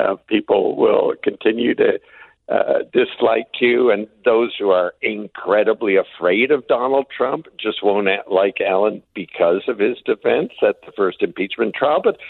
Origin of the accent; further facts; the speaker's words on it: Canada; as a Canadian